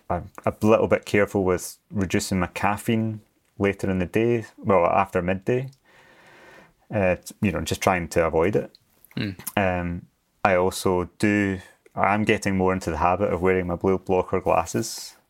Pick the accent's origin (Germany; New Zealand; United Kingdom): United Kingdom; Glasgow, Scotland; also born or lived in Scottish Highlands; I grew up in Glasgow in Scotland and moved up to the mountains.